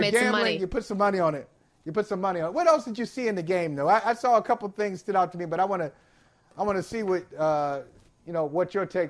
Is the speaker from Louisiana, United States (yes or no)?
no; Northeast Ohio, United States; I grew up in Northeast Ohio.